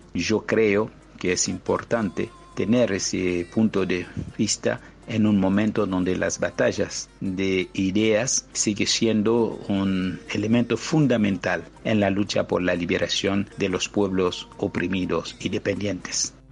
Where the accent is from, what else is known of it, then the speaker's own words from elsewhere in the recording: Haiti; now in Argentina; soy de Haití, vivo en Argentina